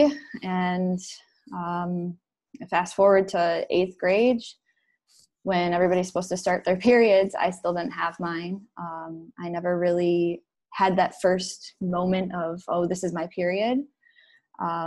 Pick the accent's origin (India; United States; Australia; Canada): United States; Upper Peninsula of Michigan; moved away as an adult; now in Detroit, United States; I grew up in the Upper Peninsula of Michigan.